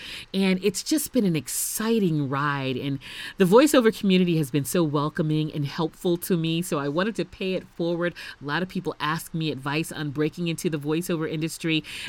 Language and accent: English; Texas, United States; My home state, Tejas.